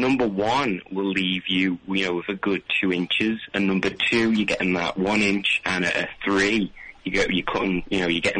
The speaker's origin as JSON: {"language": "English", "town": "Liverpool", "region": "North West England", "country": "United Kingdom", "said": "I'm from Liverpool"}